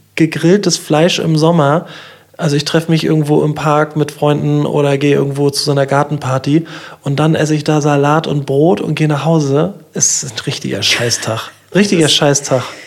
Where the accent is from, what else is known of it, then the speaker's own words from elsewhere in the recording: near Schwerin, Mecklenburg-Vorpommern, Germany; now in Kiel, Germany; in meiner Heimat in der Nähe von Schwerin